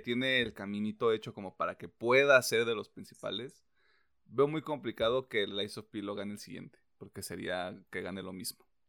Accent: Mexico; soy mexicano

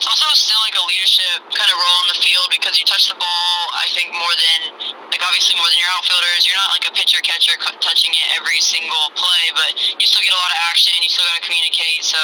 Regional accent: Normal, Illinois, United States; moved away as an adult; now in the South, United States; I was born and raised in Normal, Illinois.

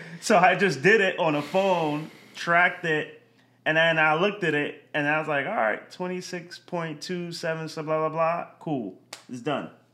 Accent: Yonkers, New York, United States; I grew up in, right outside the city, Yonkers, New York

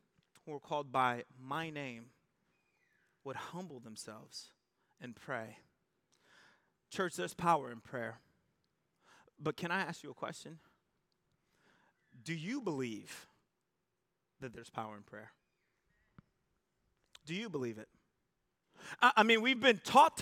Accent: United States; we're American

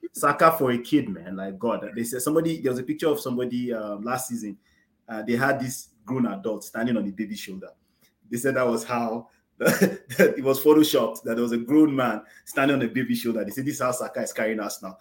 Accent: Nigeria; as Nigerians

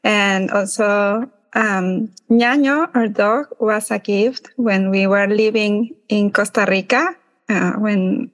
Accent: Ecuador; moved away as an adult; now in New York, United States; I am from Ecuador

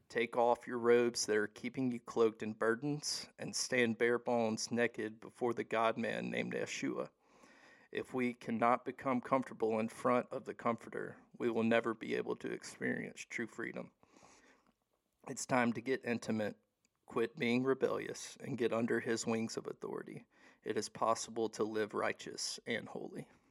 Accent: Hattiesburg, Mississippi, United States; I'm from Hattiesburg, Mississippi, originally. Um, I was born and raised there

